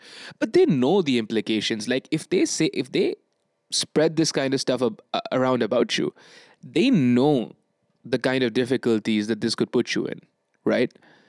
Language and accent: English; Bangladesh; English is a second language; I'm from Bangladesh, basically.